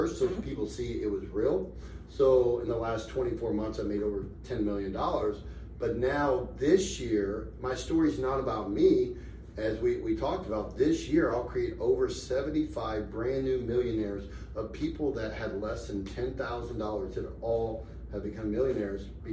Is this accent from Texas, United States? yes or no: no; Tampa, Florida, United States; now in Las Vegas, United States; I live in Las Vegas. I'm from Tampa